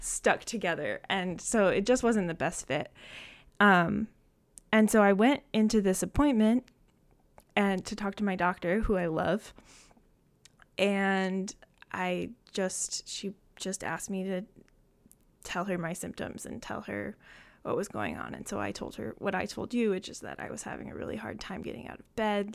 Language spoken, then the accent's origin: English; Saginaw, Michigan, United States; I am from Saginaw, Michigan, so not too far from Ann Arbor